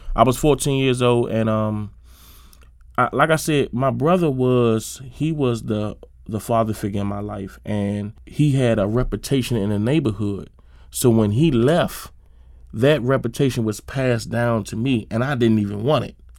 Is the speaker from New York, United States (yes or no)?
no; Suitland, Maryland, United States; I grew up in Suitland, Maryland, um, right off uh, Shady Side Avenue and Suitland Road.